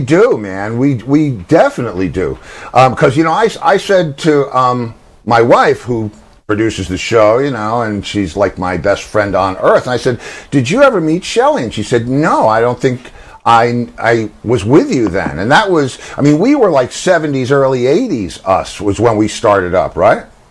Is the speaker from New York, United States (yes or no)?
yes; White Plains, New York, United States; I was from White Plains.